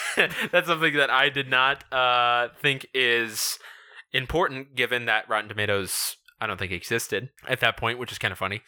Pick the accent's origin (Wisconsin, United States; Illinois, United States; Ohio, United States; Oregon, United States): Illinois, United States; we're both from the Midwest, we're both from Illinois